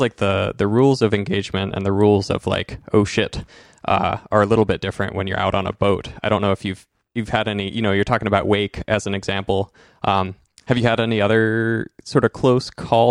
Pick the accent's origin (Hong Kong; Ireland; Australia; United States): United States; Enterprise, Oregon; I grew up in Eastern Oregon, so Wallowa County, Enterprise, Joseph area